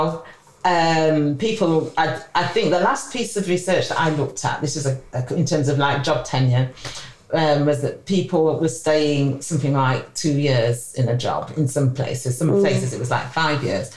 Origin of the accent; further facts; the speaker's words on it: Sheffield, Yorkshire and the Humber, United Kingdom; I'm originally from Sheffield